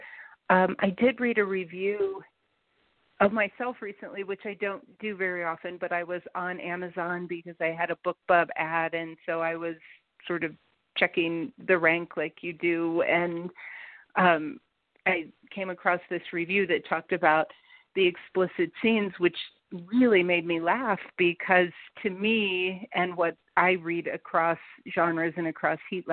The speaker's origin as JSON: {"language": "English", "town": "Cincinnati", "region": "Ohio", "country": "United States", "also_born_or_lived": "Colorado", "said": "I'm from Cincinnati"}